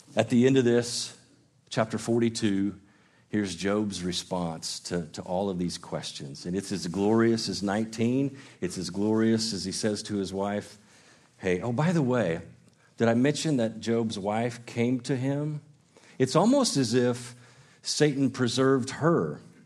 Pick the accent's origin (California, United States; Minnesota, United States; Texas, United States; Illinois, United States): Illinois, United States; now in Gainesville, United States; I grew up in Illinois